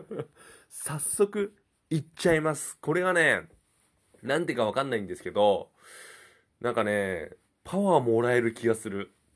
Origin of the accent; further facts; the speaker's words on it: Chiba, Japan; now in Kanagawa, Japan; 僕地元千葉だ千葉だ